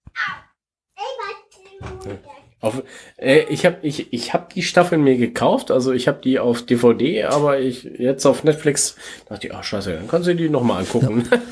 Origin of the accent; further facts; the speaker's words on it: Gronau, North Rhine-Westphalia, Germany; in meiner Heimatstadt, ey, wo ich geboren worden bin, in Gronau